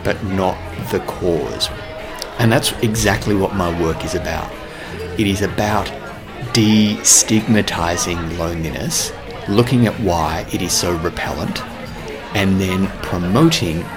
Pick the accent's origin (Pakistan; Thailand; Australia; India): Australia; I'm Australian